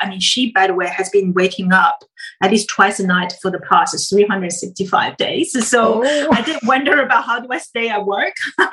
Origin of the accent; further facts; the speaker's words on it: China; moved away; growing up in China